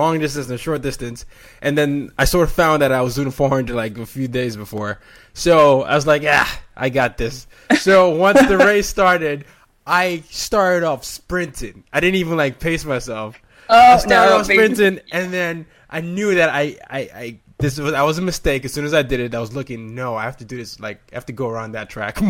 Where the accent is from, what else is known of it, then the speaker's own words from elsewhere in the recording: Nigeria; moved away; In Nigeria, we have something called Pidgin English